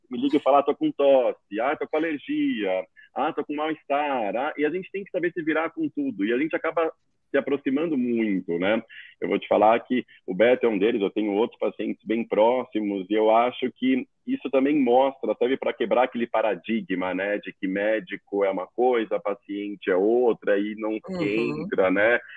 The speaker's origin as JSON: {"language": "Portuguese", "region": "São Paulo", "country": "Brazil", "said": "sou daqui de São Paulo"}